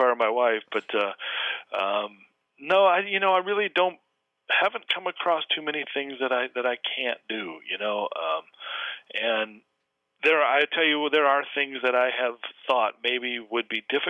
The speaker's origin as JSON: {"language": "English", "town": "Flint", "region": "Michigan", "country": "United States", "tie": "born or raised there", "moved": "yes", "lives_now": "Corona del Mar, United States", "said": "growing up missing a right hand and playing baseball and growing up in Flint, Michigan"}